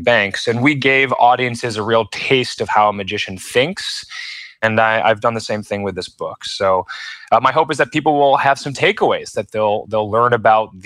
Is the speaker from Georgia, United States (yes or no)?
no; Rochester, New York, United States; I'm from Rochester, New York